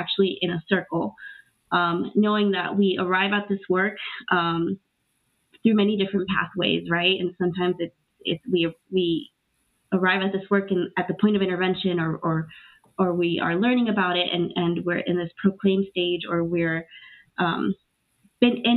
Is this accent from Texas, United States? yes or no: no; Los Angeles, California, United States; also born or lived in Trujillo, Peru; I'm originally born in Trujillo, Peru, and I grew up in Los Angeles, undocumented for many years